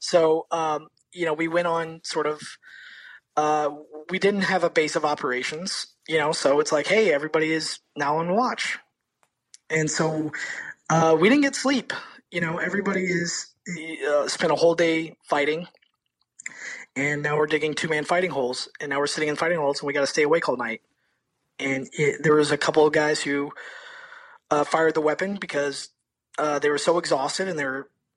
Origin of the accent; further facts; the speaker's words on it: Florida, United States; Growing up in Florida. Florida. Yeah, growing up in Florida.